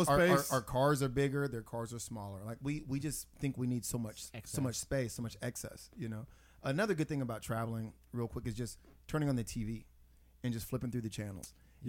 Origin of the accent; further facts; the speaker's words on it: Texas, United States; where are you from? I said Texas.